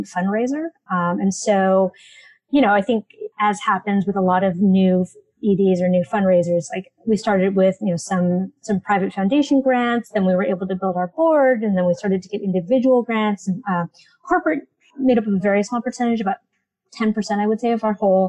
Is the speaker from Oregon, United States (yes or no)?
no; San Francisco, California, United States; I grew up in San Francisco